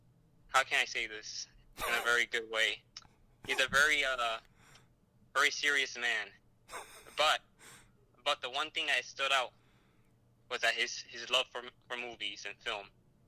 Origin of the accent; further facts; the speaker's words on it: Lawrence, Massachusetts, United States; as introduced by Ed. A little bit about myself, you know, I'm from Lawrence, Massachusetts, to a large family from Puerto Rico, artist, musician